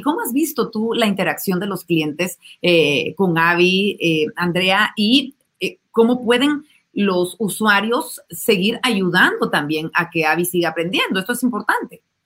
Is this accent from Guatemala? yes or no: yes; Guatemala; los guatemaltecos